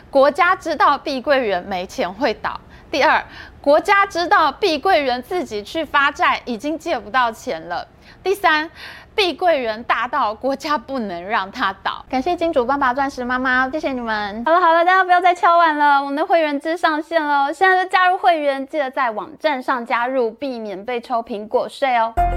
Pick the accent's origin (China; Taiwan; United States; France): Taiwan; 我们台湾人还可以住回去那个原本新盖好的社区